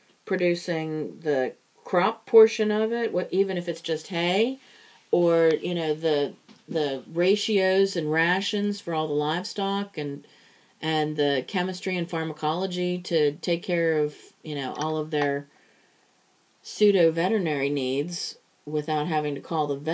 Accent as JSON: {"language": "English", "town": "Pittsburgh", "region": "Pennsylvania", "country": "United States", "accent": "Pittsburgh", "said": "Cuz I mean, I try very, very hard to cover my Pittsburgh accent. I really do."}